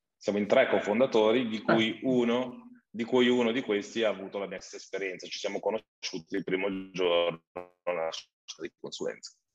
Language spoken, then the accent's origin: Italian; Valtellina, Lombardy, Italy; also born or lived in Milan; Sono nato in Valtellina